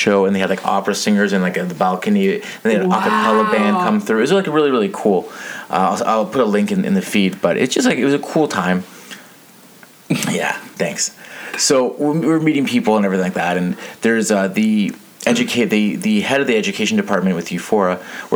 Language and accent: English; Toronto, Ontario, Canada; I'm from Toronto.